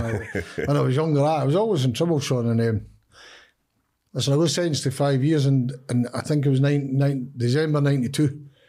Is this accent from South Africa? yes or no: no; Leith, Scotland, United Kingdom; I grew up in Leaf for Easter Road